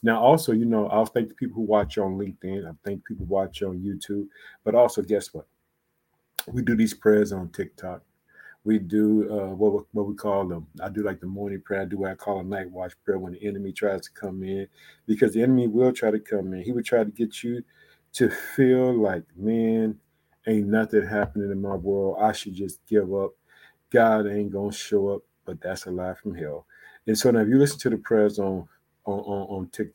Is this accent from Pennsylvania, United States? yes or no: no; Illinois, United States; also born or lived in Chicago, Illinois; the state of Illinois, which is my home state. I reside in the city of Chicago.